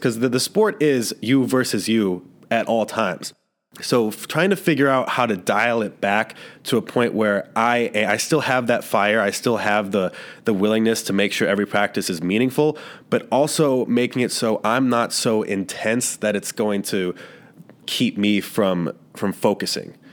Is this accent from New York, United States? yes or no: no; Cleveland, Ohio, United States; moved away; I'm from Cleveland, Ohio